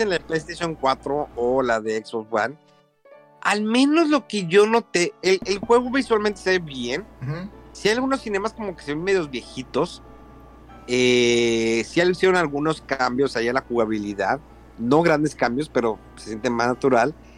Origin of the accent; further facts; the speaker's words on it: Mexico; now in Japan; como buenos mexicanos